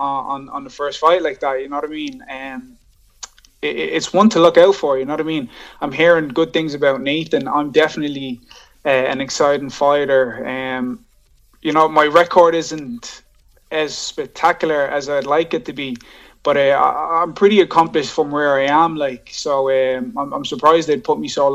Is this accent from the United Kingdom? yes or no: no; Dublin, Leinster, Ireland; also born or lived in Johannesburg, South Africa; So I moved over to Dublin, Ireland when I was like 11 from Johannesburg, and been here since then, you know what I mean? I'm 28 now, so I've been living in Ireland most of my life.